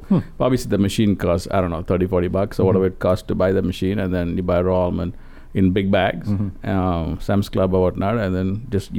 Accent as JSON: {"language": "English", "country": "India", "tie": "born or raised there", "moved": "yes", "said": "growing up in India"}